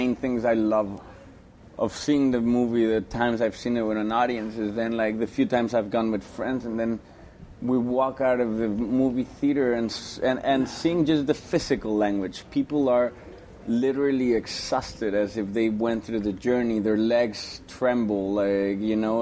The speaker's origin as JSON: {"language": "English", "region": "New York", "country": "United States", "tie": "born or raised there", "said": "I grew up in New York. Since high school, I've been in New York"}